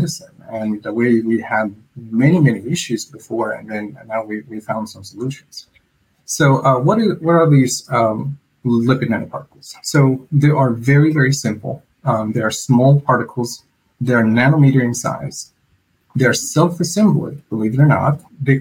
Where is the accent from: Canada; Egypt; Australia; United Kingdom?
Egypt; moved away as an adult; now in Virginia, United States; I was born and raised in Egypt, and then I moved to the U.S. about 15 years ago, and I stayed here in Virginia